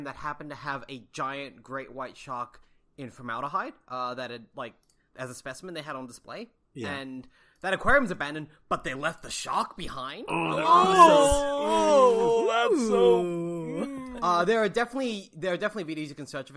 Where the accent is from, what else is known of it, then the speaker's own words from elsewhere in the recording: Australia; as an Australian